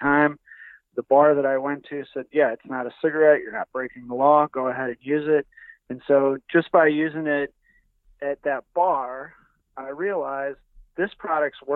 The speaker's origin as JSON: {"language": "English", "town": "O'Fallon", "region": "Missouri", "country": "United States", "tie": "born or raised there", "said": "my hometown of O'Fallon, Missouri"}